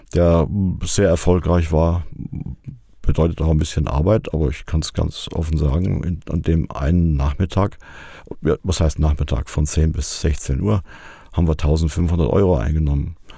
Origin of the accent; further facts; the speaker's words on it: Fulda, Hesse, Germany; also born or lived in Harsefeld, Lower Saxony / Austria / Rhine-Main area; Geboren wurde ich in Harsefeld, Kreis Stade, also nicht in Fulda. Bin aber in Fulda, genauer gesagt in Heimbach, aufgewachsen.